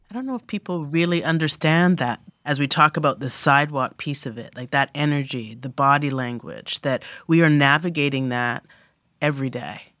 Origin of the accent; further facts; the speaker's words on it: Canada; I grew up as a Canadian black kid in my biological white British family